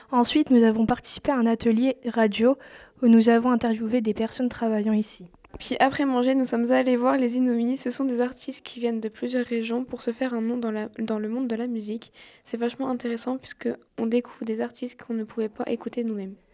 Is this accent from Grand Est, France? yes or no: no; Saint-Quentin, Hauts-de-France, France; je viens de Saint-Quentin